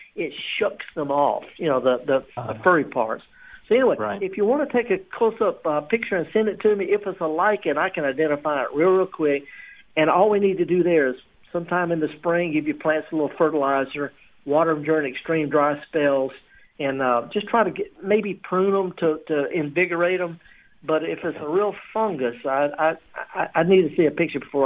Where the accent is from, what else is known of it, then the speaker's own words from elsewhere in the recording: the Delta, Mississippi, United States; I'm from the Delta